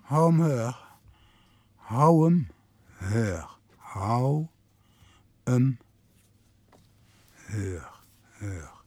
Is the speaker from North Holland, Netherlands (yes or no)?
yes; Amsterdam, North Holland, Netherlands; Ik kom wel uit de Jordaan, ja.